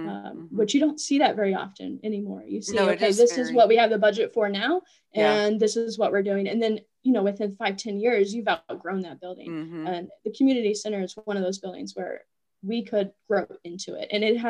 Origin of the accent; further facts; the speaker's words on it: Appalachia, United States; I felt that I was not fully embracing my roots as an Appalachian. And so coming back here, I really wanted to embrace my upbringing, my roots, so to speak.